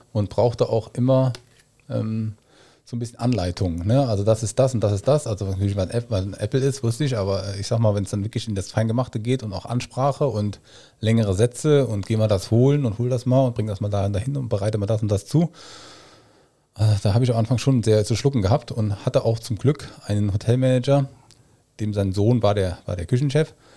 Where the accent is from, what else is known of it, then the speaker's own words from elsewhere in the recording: Germany; moved away as an adult; also born or lived in Hamburg / Australia; ich bin Koch, ich bin Deutscher